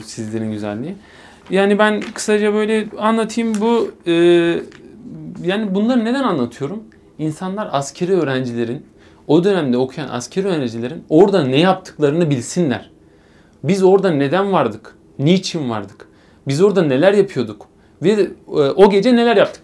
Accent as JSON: {"language": "Turkish", "region": "Eskişehir", "country": "Turkey", "tie": "born or raised there", "said": "3 Haziran 1996 Eskişehir doğumluyum."}